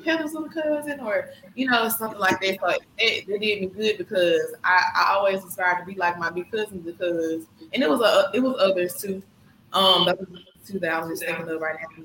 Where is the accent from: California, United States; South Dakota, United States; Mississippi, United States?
Mississippi, United States; Senatobia; also born or lived in Memphis, Tennessee; we started off in Memphis and we moved to Senatobia when my brother turned. I think no, I turned three.